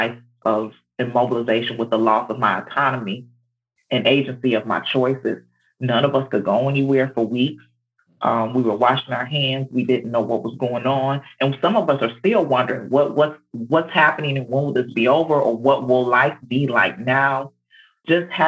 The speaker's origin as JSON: {"language": "English", "town": "Detroit", "region": "Michigan", "country": "United States", "moved": "yes", "lives_now": "Georgia, United States", "said": "I'm from Detroit, Michigan, and so and moved to Georgia"}